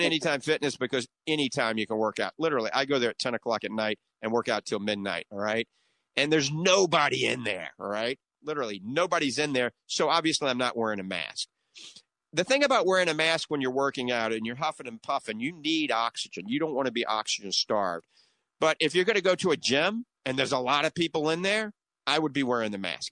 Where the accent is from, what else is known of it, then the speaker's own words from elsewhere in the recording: New Orleans, Louisiana, United States; accent: coonass (Cajun); now in The Villages, United States; that's my little bit of my coon ass accent. I guarantee you, I grew up in New Orleans